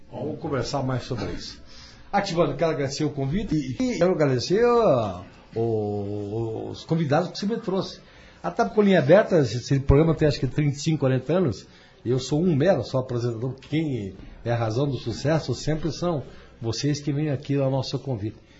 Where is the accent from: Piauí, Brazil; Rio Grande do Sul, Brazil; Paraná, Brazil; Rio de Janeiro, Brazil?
Paraná, Brazil; União da Vitória; also born or lived in Curitiba; eu sou de União de Vitória